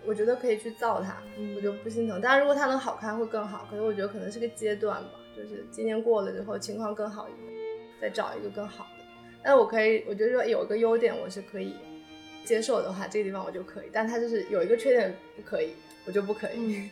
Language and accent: Chinese; Fuzhou, Fujian, China; moved away as an adult; now in Beijing, China; 我是福州人嘛